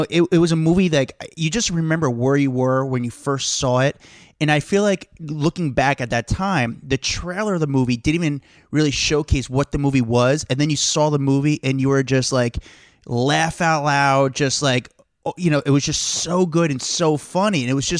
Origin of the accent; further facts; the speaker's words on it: New Jersey, United States; I'm from Jersey.